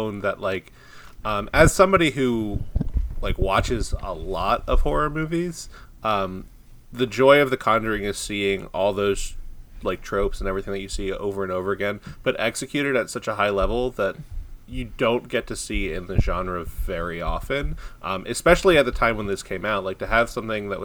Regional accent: Long Island, New York, United States; I'm from Long Island, so like I grew up near Amityville

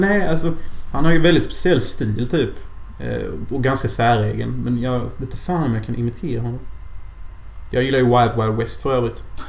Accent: Sweden

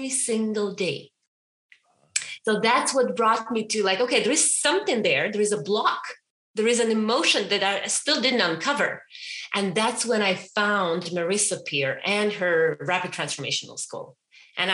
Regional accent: Ukraine; moved away as an adult; I was raised and born in Ukraine for 27 years, 28

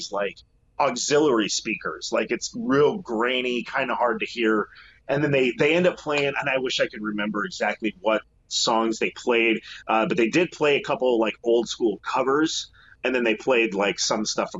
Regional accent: Castle Rock, Colorado, United States; moved away as an adult; now in Seattle, United States; I grew up in Castle Rock, which is between Colorado Springs and Denver

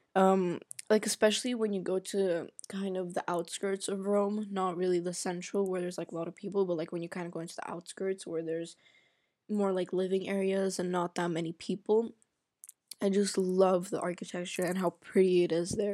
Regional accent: Egypt; also born or lived in Sweden; now in Germany; I grew up in Egypt

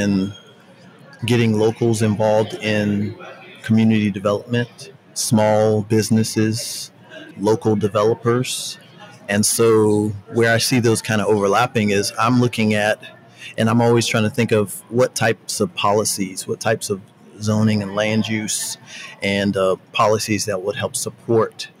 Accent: Charleston, South Carolina, United States; I'm from Charleston, South Carolina

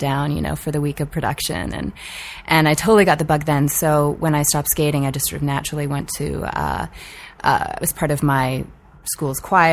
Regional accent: Vancouver, British Columbia, Canada; I grew up in Vancouver, Canada

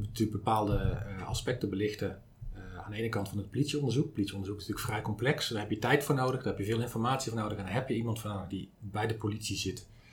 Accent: Zaandam, North Holland, Netherlands; ik kom uit Zandam

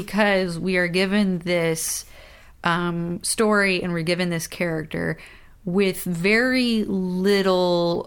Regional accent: the North, United States; we're from the North

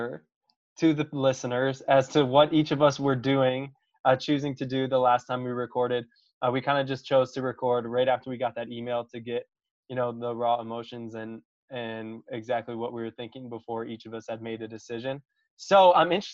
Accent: Wisconsin, United States; I grew up in Wisconsin and like that's just what I'm used to every winter.

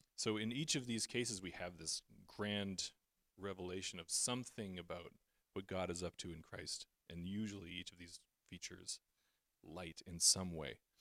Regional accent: Canada; as a Canadian

